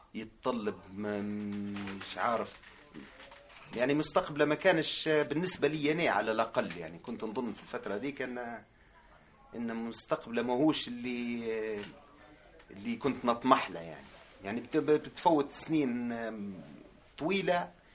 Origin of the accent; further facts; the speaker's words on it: Tripoli, Tripoli District, Libya; moved away as an adult; now in Italy; من سكان مدينة طرابلس، آم، جيت لإيطاليا في ألفين وأربعتاش